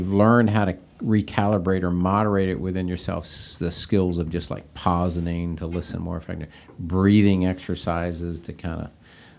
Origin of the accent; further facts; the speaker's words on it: Seattle, Washington, United States; Yeah, and it's funny, I grew up out in the Seattle, Washington area.